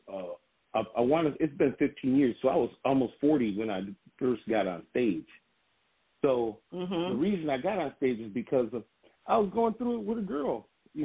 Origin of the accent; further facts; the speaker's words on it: Grand Rapids, Michigan, United States; I grew up in Burton Heights in Grand Rapids, Michigan